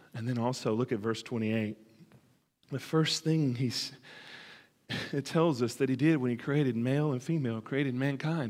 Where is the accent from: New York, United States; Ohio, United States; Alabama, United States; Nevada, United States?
Alabama, United States; moved away; my origins in Alabama and where I come